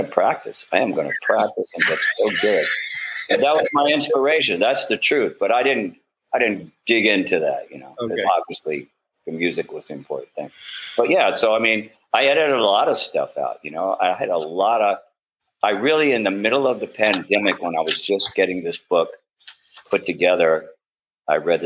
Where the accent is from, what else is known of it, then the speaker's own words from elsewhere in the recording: United States; moved away; also born or lived in Mississippi / New Orleans, Louisiana / Berkeley, California; I came up growing up in Mississippi and New Orleans